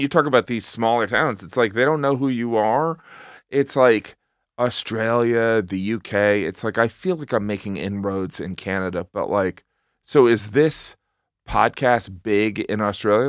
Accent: Northwest Indiana, United States; moved away; also born or lived in Elgin, Illinois / Barrington, Illinois / Munster, Indiana / Chesterton, Indiana; when I was growing up, this is what I knew, and this is what I've experienced, is that Northwest Indiana

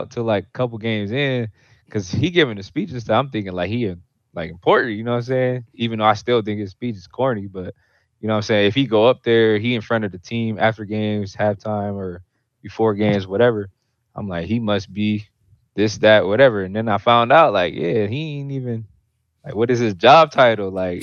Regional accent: Ohio, United States; now in Houston, United States; I'm from Ohio too. I ain't going back. I always rep it, but I ain't gonna live there.

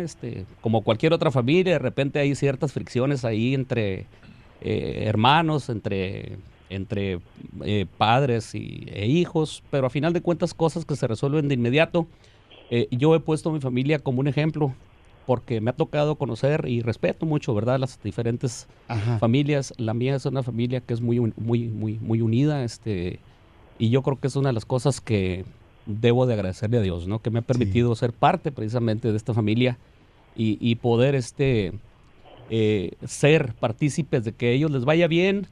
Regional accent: Chihuahua, Mexico; now in United States; yo debo decirlo como mexicano, como chihuahuense

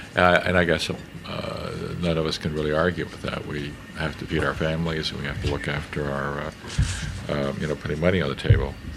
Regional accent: Canada; as a Canadian

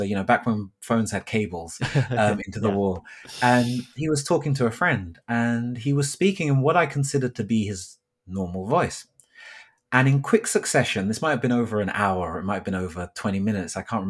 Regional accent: Thornton Heath, London, United Kingdom; So for myself, I grew up in South London. I grew up in an area called Thornton Heath, and I can barely remember the accent I had at that point growing up.

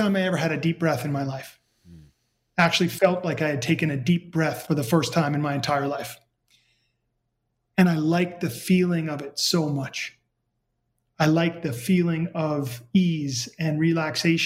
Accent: New York City, New York, United States; I grew up in New York City

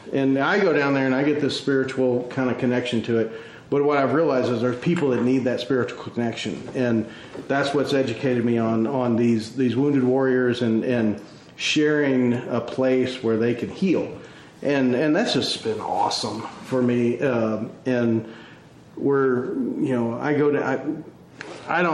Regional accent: Midland, Texas, United States; moved away as an adult; I was born and raised in West Texas

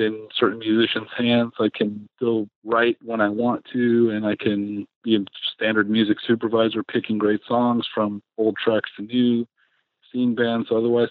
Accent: San Francisco, California, United States; moved away as an adult; also born or lived in Los Angeles; I grew up in San Francisco in the 80s, the punk scene up there

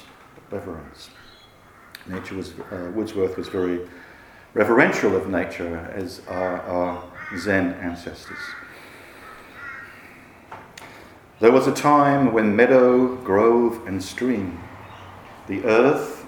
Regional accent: Manchester, North West England, United Kingdom; I grew up in Manchester

